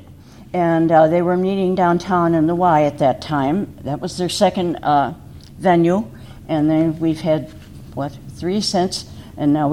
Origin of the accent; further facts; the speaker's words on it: Chicago, Illinois, United States; we were living in Chicago, where I was born